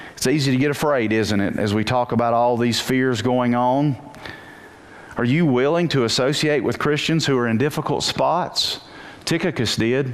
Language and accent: English; Wilkes County, North Carolina, United States; I'm a nobody from Wilkes County. I went to West Wilkes High School, graduated, went to Appalachian